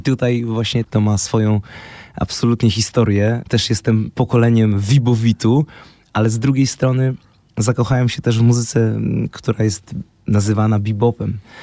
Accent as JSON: {"language": "Polish", "town": "Poznań", "region": "Greater Poland", "country": "Poland", "said": "ja jestem z Poznania"}